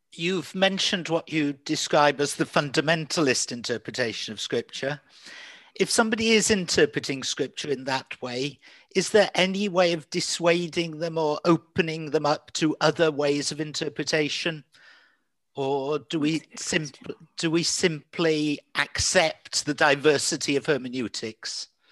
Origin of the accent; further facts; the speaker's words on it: England, United Kingdom; I'm an English person too, but a fluent Welsh speaker as well.